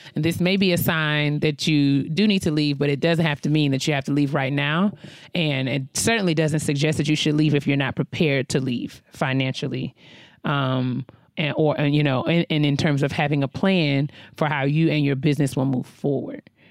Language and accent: English; New York, United States; New York.